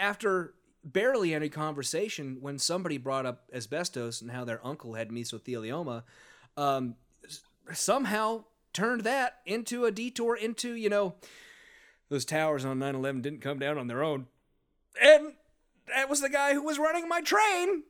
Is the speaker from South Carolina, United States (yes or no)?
no; St. Louis, Missouri, United States; I was from Saint Louis